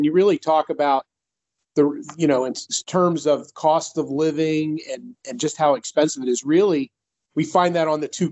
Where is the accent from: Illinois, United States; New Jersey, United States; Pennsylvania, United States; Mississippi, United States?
Pennsylvania, United States; Philadelphia; I grew up in the Philly area